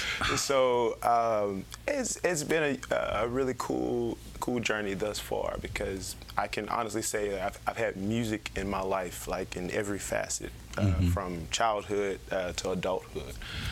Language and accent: English; Lake Charles, Louisiana, United States; also born or lived in Baton Rouge, Louisiana; all you want to know about me. I was born in Lake Charles, Louisiana. I spent half my life in Lake Charles, the rest of the half I'm learning I spent here, right here in Baton Rouge.